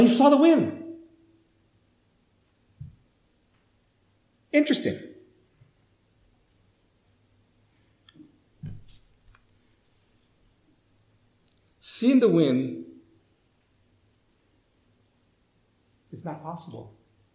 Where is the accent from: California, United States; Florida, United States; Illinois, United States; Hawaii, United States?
Hawaii, United States; moved away; I grew up in Hawaii.